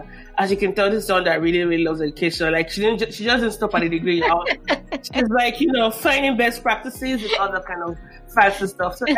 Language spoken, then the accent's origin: English; Nigeria; now in United States; growing up in Nigeria, and I was Nigerian